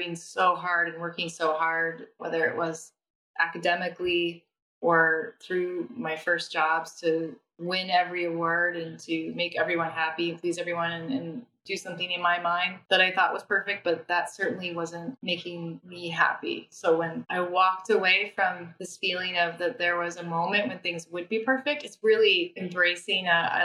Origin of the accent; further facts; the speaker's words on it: Nebraska, United States; moved away; also born or lived in London; I'm from Nebraska. I'm from the Midwest.